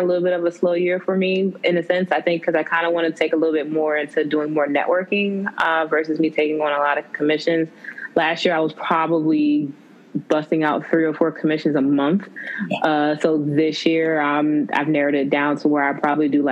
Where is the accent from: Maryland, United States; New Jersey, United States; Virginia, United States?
Maryland, United States; Bowie; I am originally from Bowie, Maryland, Prince George's County, Maryland